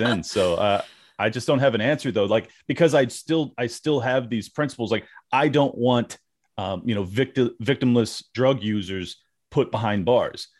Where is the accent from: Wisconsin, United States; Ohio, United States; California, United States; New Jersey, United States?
California, United States; moved away; I'm from California, born and raised